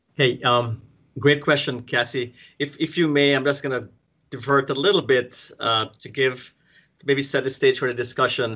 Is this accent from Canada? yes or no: no; Guyana; moved away; I'm from South America, from the British colony, uh, British Guyana